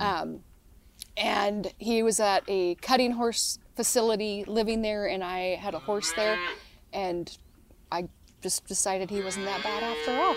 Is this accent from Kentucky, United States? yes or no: no; Selah, Washington, United States; I grew up in Sela, which is, like, hard orchard country